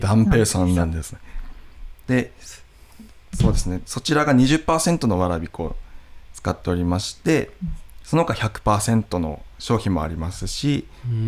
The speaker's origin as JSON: {"language": "Japanese", "town": "Nishiwaga", "region": "Iwate", "country": "Japan", "tie": "born or raised there", "said": "ふるさとの味"}